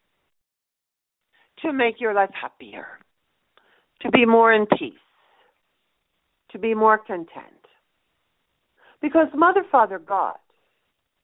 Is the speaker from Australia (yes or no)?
no; Colorado, United States; here in my hometown in Colorado.